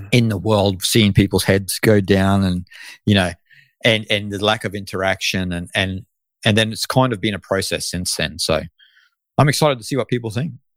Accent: Australia; I am Australian

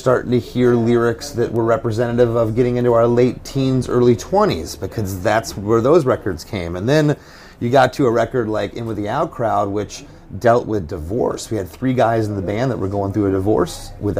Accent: Florida, United States; It's just, we're from Florida. We were never part of that scene.

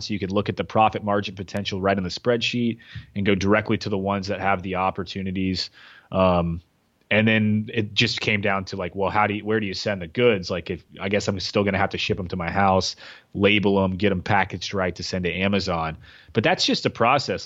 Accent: Knoxville, Tennessee, United States; moved away; also born or lived in Kentucky; I was in Knoxville, where I was from Knoxville, but I was living in Kentucky.

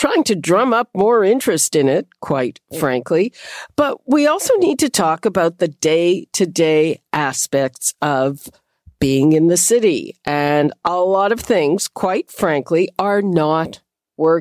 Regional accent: Quebec, Canada; moved away; also born or lived in United States; I grew up in Quebec

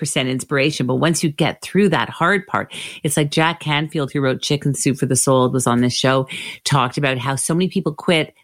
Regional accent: Canada; I'm Canadian

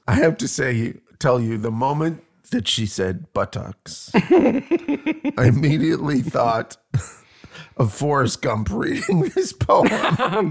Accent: Canada; I'm crazy Canadian

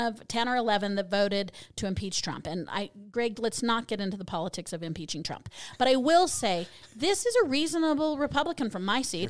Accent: Colorado, United States; moved away; I'm from originally from Colorado

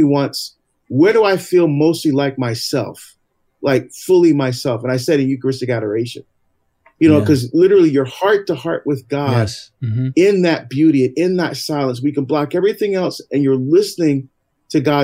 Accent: Barbados; now in United States; I was born in Barbados, actually in the West Indies, in the Caribbean.

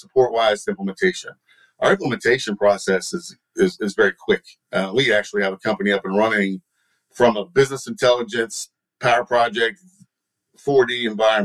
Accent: Texas, United States; accent: Texan; my Texan accent

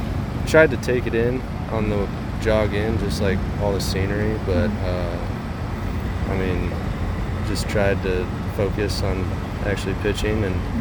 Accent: near Des Moines, Iowa, United States; I grew up in Iowa, just like 15 minutes outside Des Moines.

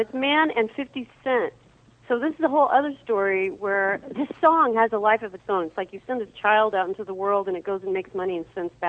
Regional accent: Oregon, United States; we're from Oregon.

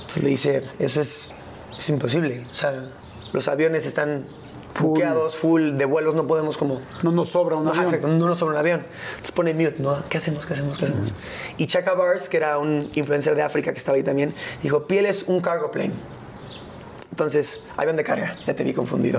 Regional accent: Mexico; es mi casa, es, es donde yo nací, es donde yo crecí, es mi país.

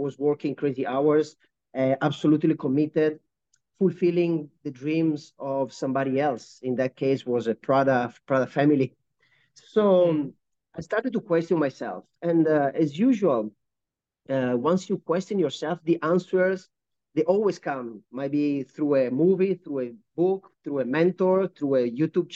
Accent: Italy; moved away as an adult; also born or lived in United Kingdom / Japan / United States / Medellin, Colombia; now in Kuala Lumpur, Malaysia; born and raised in Italy

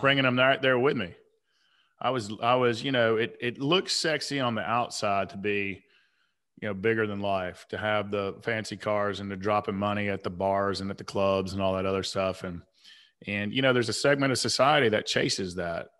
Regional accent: Atlanta, Georgia, United States; I grew up on the South side of Atlanta

